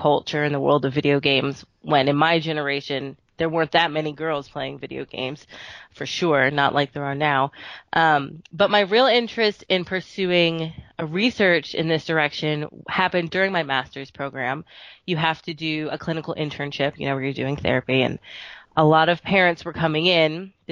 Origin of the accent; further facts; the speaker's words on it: Texas, United States; I am a Texas girl, born and raised. I'm currently in Austin, but I've kind of lived all over the place